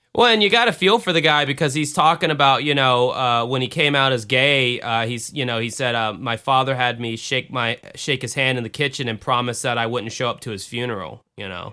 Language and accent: English; the South, United States; I grew up in the South